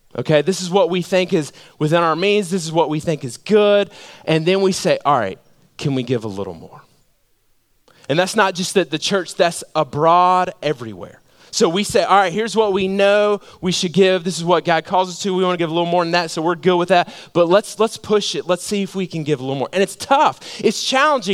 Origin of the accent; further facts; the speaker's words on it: Georgia, United States; I'm from Georgia.